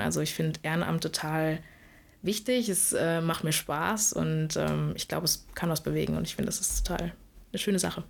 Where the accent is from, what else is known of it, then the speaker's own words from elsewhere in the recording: Karlsruhe, Baden-Württemberg, Germany; moved away as an adult; now in Lübeck, Germany; ich komme eigentlich aus Karlsruhe, insofern bin jetzt im Norden gelandet